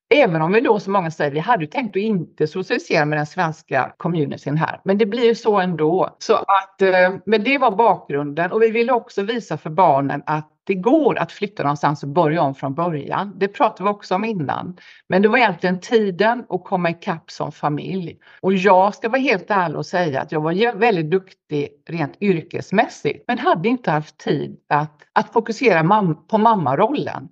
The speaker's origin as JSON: {"language": "Swedish", "town": "Gothenburg", "region": "Västra Götaland", "country": "Sweden", "tie": "born or raised there", "also_born_or_lived": "Stockholm", "moved": "yes", "lives_now": "Perth, Australia", "said": "min hemstad i Sverige, Göteborg"}